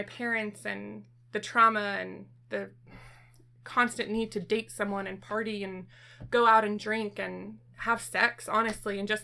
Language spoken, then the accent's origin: English; Temecula, California, United States; moved away as an adult; also born or lived in Lemoore, California; we moved to Temecula, California, where I was from, where I grew up